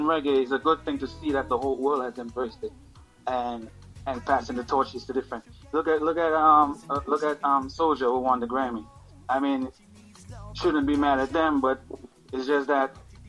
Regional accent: Dominica; moved away; I grew up in Dominica listening to reggae every day

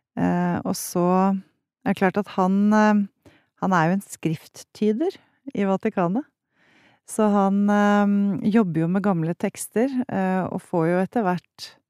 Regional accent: Haga, Akershus, Norway; jeg vokste opp på Haga

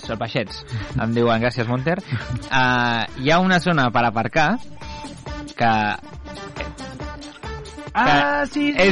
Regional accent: Vallès, Catalonia, Spain; Som el París del Vallès

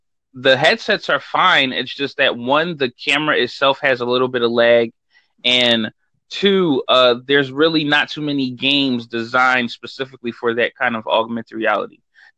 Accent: United States; I am from America.

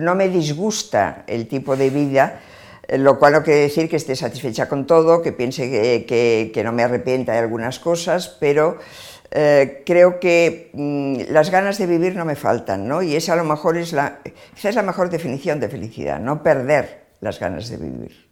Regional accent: Barcelona, Catalonia, Spain; yo nací en Barcelona, em, estudié Filosofía y Letras en la Universidad de Barcelona

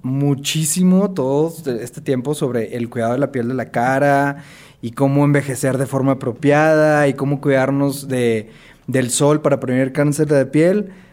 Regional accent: Monterrey, Nuevo León, Mexico; yo soy de Monterrey, soy dermatólogo y cirujano dermatólogo

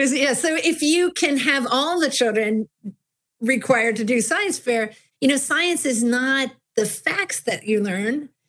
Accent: Buffalo, New York, United States; I grew up in Buffalo, New York

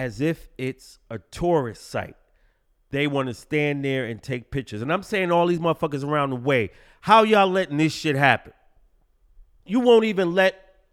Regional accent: New York City, New York, United States; growing up in Brooklyn

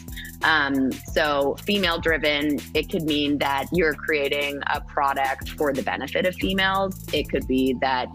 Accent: Bermuda; I was raised in Bermuda. Like I am multi-generation Bermudian.

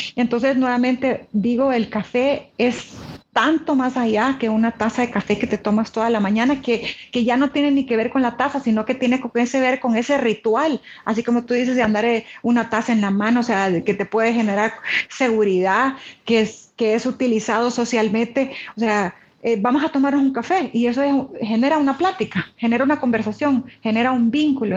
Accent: El Salvador; como salvadoreña

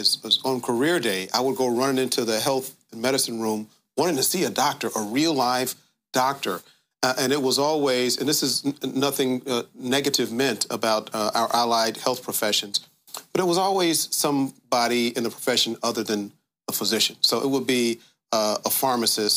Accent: Dayton, Ohio, United States; moved away as an adult; also born or lived in Washington, D.C.; I'm from Dayton, grew up on the west side of Dayton, which is the black side of town

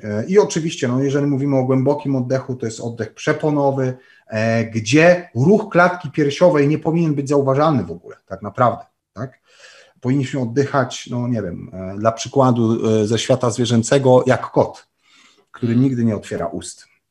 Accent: Częstochowa, Silesian Voivodeship, Poland; pochodzę i urodziłem się w Częstochowie

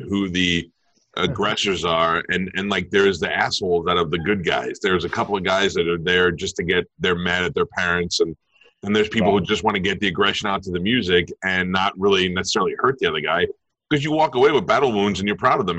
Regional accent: New York, United States; I grew up in New York

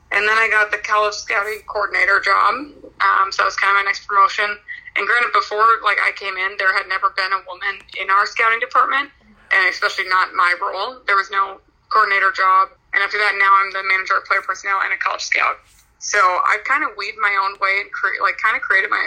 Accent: Sheboygan, Wisconsin, United States; moved away as an adult; also born or lived in Minnesota; I'm from Sheboygan, Wisconsin. So I'm I grew up close to Green Bay

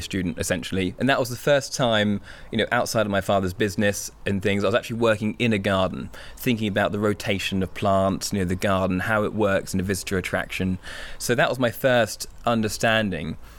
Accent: Hampshire, South East England, United Kingdom; as an only child growing up in the Hampshire countryside

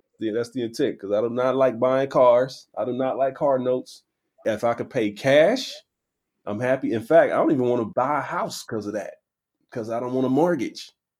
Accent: Midwest, United States; I'm from the Midwest

